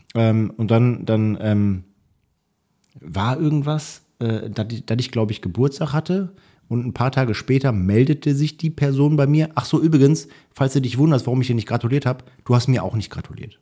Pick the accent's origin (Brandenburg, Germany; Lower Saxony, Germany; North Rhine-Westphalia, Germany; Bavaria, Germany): North Rhine-Westphalia, Germany; Rumeln; ich komme aus Rumeln, ist ein kleines Dorf gewesen